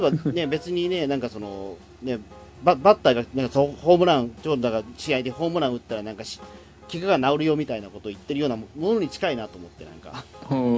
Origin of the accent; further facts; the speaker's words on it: Tokyo, Japan; 東京育ち